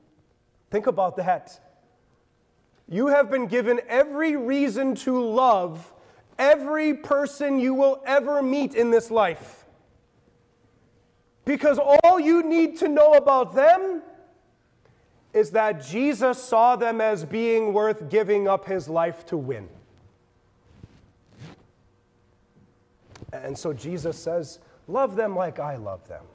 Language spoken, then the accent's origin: English; Lansing, Michigan, United States; my hometown of Lansing, Michigan